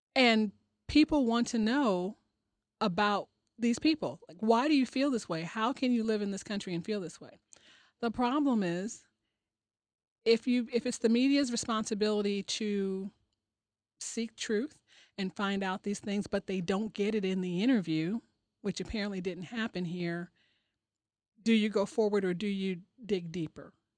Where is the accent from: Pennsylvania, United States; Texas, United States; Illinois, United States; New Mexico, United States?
Illinois, United States; Chicago; moved away; I'm originally from Chicago